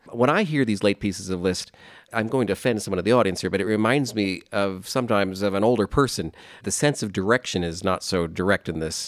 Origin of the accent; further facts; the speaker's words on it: Delta, Utah, United States; I'm from Delta, Utah, near Delta.